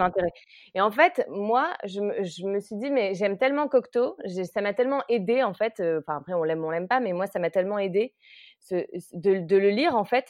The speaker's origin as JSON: {"language": "French", "town": "Lille", "region": "Hauts-de-France", "country": "France", "tie": "born or raised there", "also_born_or_lived": "Vancouver, Canada", "said": "je suis originaire de Lille"}